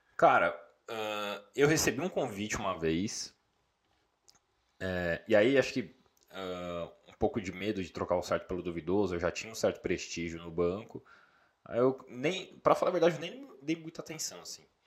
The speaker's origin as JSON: {"language": "Portuguese", "region": "São Paulo", "country": "Brazil", "tie": "born or raised there", "said": "sou natural de São Paulo, capital, Zona Norte"}